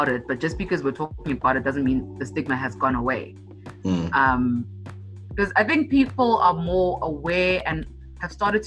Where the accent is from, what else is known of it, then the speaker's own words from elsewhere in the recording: Hartbeespoort Dam, North West, South Africa; also born or lived in Pretoria, South Africa / Johannesburg, South Africa; grew up in Hot Beers Port Dam